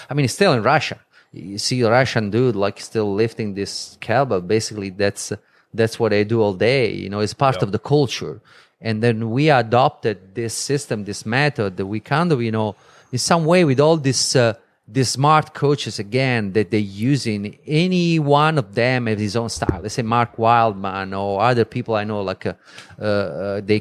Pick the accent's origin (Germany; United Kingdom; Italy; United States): Italy; Vieste, Apulia; moved away; it's my country, it's my hometown.